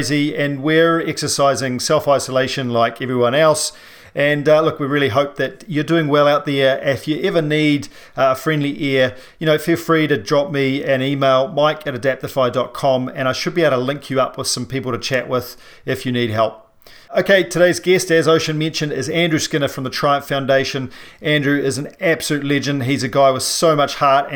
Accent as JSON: {"language": "English", "country": "New Zealand", "said": "a paraplegic from New Zealand"}